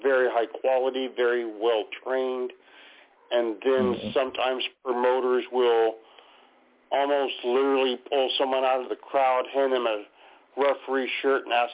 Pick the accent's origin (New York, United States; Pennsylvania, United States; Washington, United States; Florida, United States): Washington, United States; here in my home state of Washington